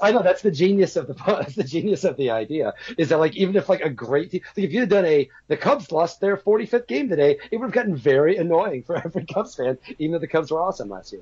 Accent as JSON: {"language": "English", "town": "Mattoon", "region": "Illinois", "country": "United States", "also_born_or_lived": "New York", "moved": "yes", "said": "I'm from Mattoon, Illinois, which is about an hour south of Champaign on I-57"}